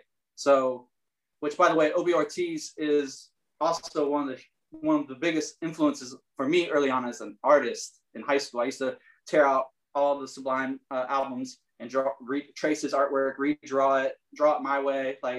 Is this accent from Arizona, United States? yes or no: no; Richmond, Michigan, United States; also born or lived in Fort Wayne, Indiana / Marysville, Ohio; now in Illinois, United States; I was born in Fort Wayne, Indiana. And then my parents moved to a small town in Ohio, Marysville, Ohio. And then my parents moved to another small town in Michigan called Richmond, Michigan, just like north of Detroit.